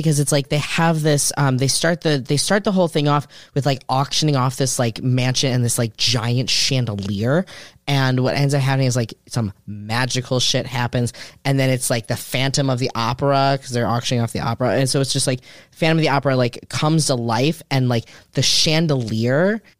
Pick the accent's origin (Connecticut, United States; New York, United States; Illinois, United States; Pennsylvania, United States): Illinois, United States; Chicago; I grew up in Chicago, so it was the second, like, Chicago Broadway musical I'd ever seen.